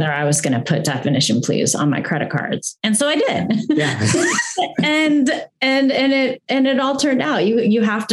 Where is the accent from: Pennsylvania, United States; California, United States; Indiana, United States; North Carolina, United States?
Pennsylvania, United States; Greensburg; Greensburg, which is my hometown, which I'm obsessed with. I loved growing up there.